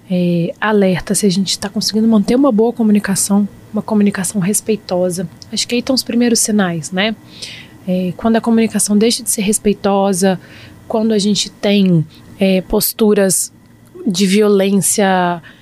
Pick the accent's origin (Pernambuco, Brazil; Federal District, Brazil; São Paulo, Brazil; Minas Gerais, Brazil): Federal District, Brazil; Brasília; Eu sou bem, eu sou bem brasiliense para isso.